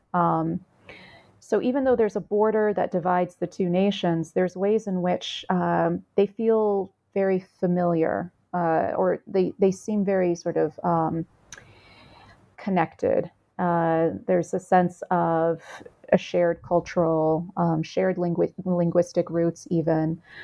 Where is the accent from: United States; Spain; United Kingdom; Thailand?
United States; I'm Vietnamese American. My mother was a refugee.